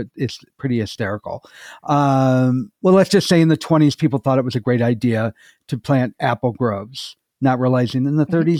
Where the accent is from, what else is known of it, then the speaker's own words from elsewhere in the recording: Michigan, United States; also born or lived in North Carolina; Well, I'm originally from either Michigan or North Carolina, depending on what time of my life that we're talking about.